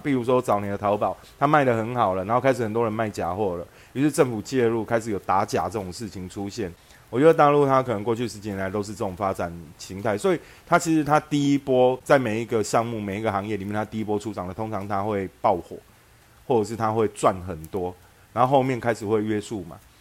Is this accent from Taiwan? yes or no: yes; Xinzhuang, New Taipei, Taiwan; 我的户籍就是被从新庄迁到台北的赤峰街啊